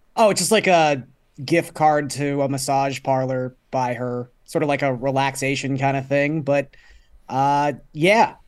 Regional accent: Toronto, Ontario, Canada; growing up in Scarborough

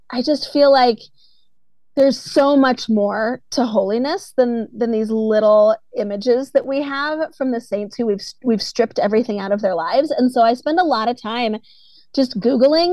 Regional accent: East Coast, United States; I grew up on the East Coast

